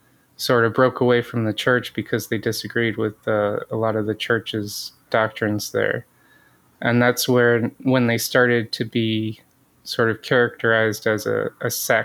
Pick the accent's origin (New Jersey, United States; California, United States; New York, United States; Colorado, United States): California, United States; north of Redding, Northern; moved away as an adult; also born or lived in Michigan / Detroit, Michigan; now in Battle Creek, United States; I was born in Michigan and my whole family's from here. But my mom actually raised my sister and I in California. Oh. So I grew up in Northern California.